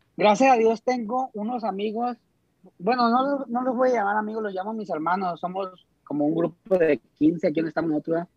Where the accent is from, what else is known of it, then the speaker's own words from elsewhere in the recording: Costa Rica, Sinaloa, Mexico; now in Dubai, United Arab Emirates; soy directamente desde Costa Rica, Sinaloa